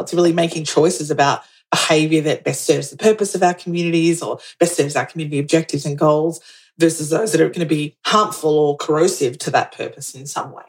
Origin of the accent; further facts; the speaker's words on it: Australia; also born or lived in New York; I'm Australian